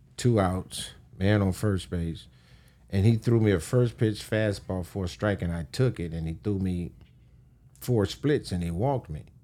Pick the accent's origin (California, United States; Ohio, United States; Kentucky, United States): California, United States; Los Angeles; I'm from Los Angeles